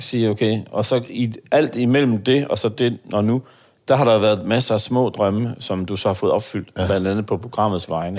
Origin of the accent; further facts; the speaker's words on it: Aarhus, Central Denmark Region, Denmark; jeg kommer fra Aarhus